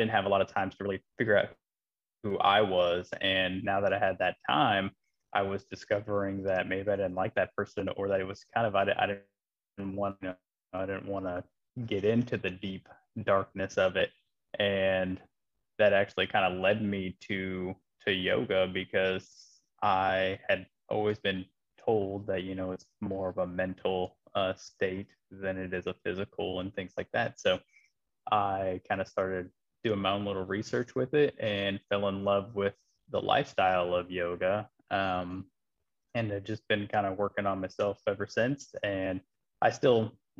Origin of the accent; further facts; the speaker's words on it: Midwest of the United States, United States; moved away as an adult; now in North Carolina, United States; I am a transplant from the Midwest of the United States